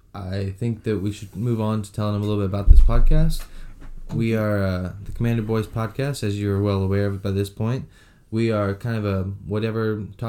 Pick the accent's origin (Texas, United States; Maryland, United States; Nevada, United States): Texas, United States; San Antonio; I was born, raised, and will hopefully one day die here in San Antonio.